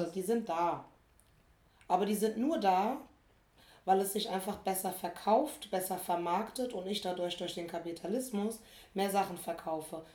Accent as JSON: {"language": "German", "region": "small town in Rhineland-Palatinate", "country": "Germany", "tie": "born or raised there", "moved": "as an adult", "lives_now": "Berlin, Germany"}